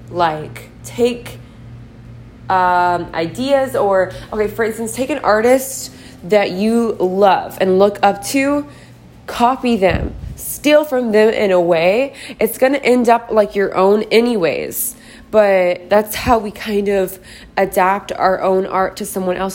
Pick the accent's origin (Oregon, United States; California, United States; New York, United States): Oregon, United States; Portland; now in Austin, United States; I am from Portland, Oregon. I'm currently living in Austin, Texas